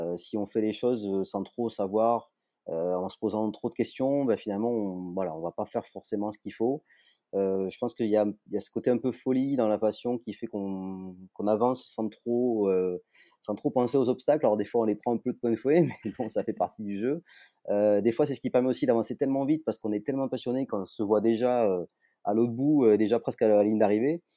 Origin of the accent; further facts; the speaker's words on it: Toulouse, Occitania, France; je suis toulousain